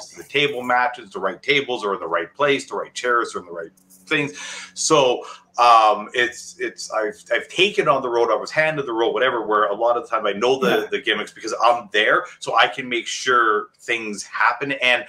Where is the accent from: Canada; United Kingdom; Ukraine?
Canada; Calgary, Alberta; I'm from Calgary, so, you know, I grew up watching Stampede.